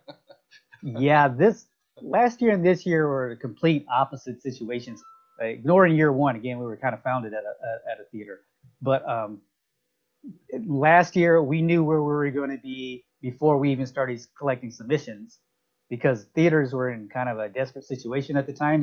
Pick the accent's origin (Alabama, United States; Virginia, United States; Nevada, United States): Alabama, United States; now in Tampa, United States; I'm from from Alabama, but I've lived in Tampa for a very long time